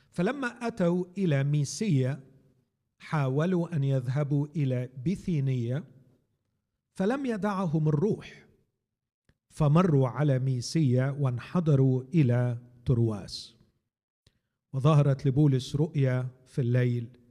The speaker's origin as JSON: {"language": "Arabic", "country": "Egypt", "said": "عندنا في مصر"}